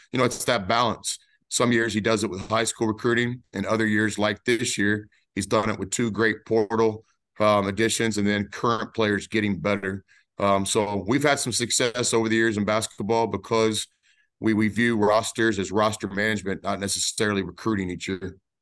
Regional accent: Dallas-Fort Worth Metroplex, Texas, United States; my hometown of the Dallas-Fort Worth Metroplex

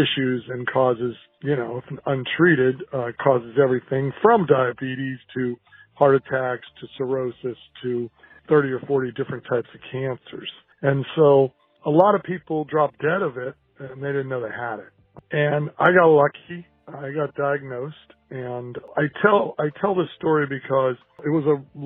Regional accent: Portland, Oregon, United States; I'm from Portland, Oregon

